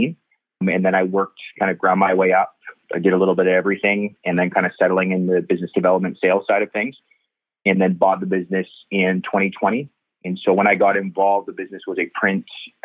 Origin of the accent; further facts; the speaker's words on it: Nanaimo, British Columbia, Canada; moved away as an adult; now in Abbotsford, Canada; born and raised in Nanaimo